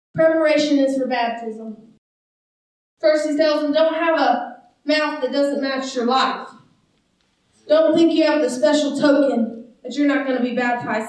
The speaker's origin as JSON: {"language": "English", "country": "United States", "said": "I'm a disciple before I'm an American"}